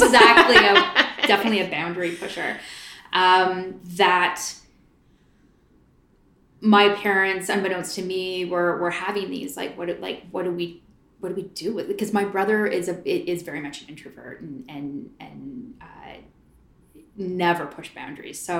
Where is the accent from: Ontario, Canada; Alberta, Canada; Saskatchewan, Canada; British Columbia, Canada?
Ontario, Canada; Port Hope; also born or lived in Oshawa; I was born in Oshawa, but moved to Port Hope when I was about four